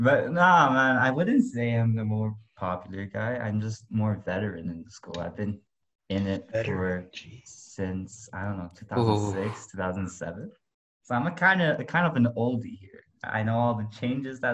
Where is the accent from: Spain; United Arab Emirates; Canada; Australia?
United Arab Emirates; Dubai; also born or lived in Malaysia; I was born in Malaysia, but I basically stayed in Dubai my whole life